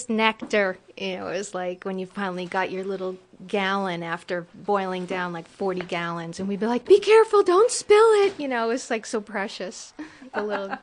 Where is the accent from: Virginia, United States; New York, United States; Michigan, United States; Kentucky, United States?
New York, United States; Mongaup Valley; I'm from Mongup Valley, New York